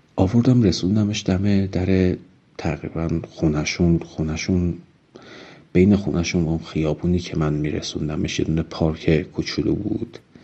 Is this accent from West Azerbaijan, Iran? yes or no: yes; Urmia, West Azerbaijan, Iran; moved away as an adult; also born or lived in Tehran; من هم اهل ارومیه بودم و به واسطه اینکه اهل ارومیه بودم هر از گاهی سر می زدم به پدر و مادر